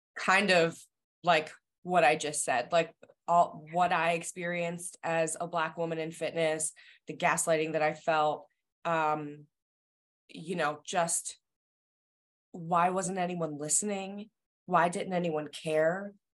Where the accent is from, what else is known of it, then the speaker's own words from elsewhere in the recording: New Jersey, United States; now in Massachusetts, United States; I am from New Jersey originally, so I live in Massachusetts now in in a suburb outside of Boston.